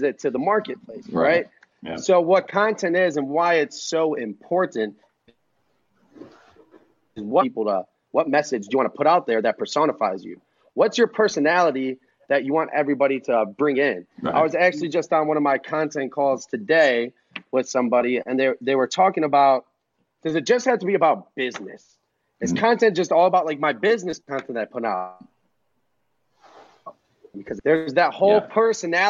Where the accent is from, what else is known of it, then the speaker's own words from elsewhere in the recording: Cleveland, Ohio, United States; I'm from Cleveland